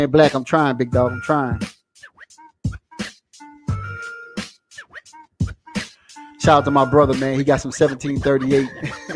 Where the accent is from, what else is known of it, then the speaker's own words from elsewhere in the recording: Assumption Parish, Louisiana, United States; I ended up in Assumption Parish, which is my home town.